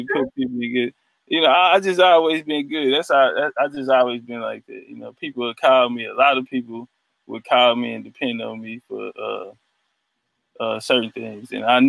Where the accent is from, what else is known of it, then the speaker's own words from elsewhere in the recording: Houston, Texas, United States; moved away as an adult; now in Dubai, United Arab Emirates; I'm from Texas, actually. I'm from Houston, Texas.